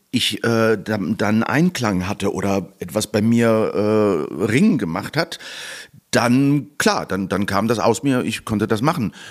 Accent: Malaga, Andalusia, Spain; Und ansonsten habe ich ja auch noch meinen Wohnsitz in Malaga. das ist meine Heimat.

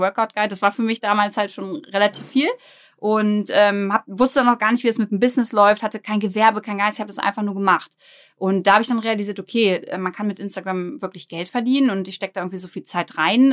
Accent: Braunschweig, Lower Saxony, Germany; ich komme aus Braunschweig, bin 29 Jahre alt

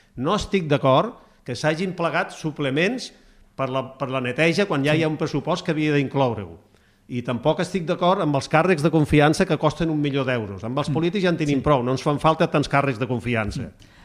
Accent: Gandesa, Catalonia, Spain; moved away; jo vinc de Gandesa, eh? i a Gandesa m'assentava amb els iaios que havien anat a la guerra de Cuba

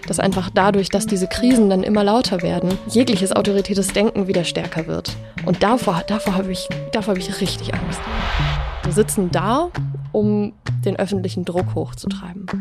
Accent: near Dresden, Saxony, Germany; ich bin in der Nähe von Dresden aufgewachsen

